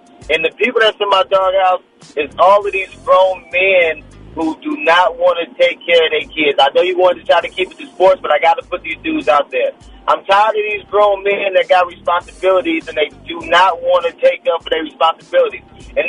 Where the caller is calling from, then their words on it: Oakland, California, United States; from Oakland.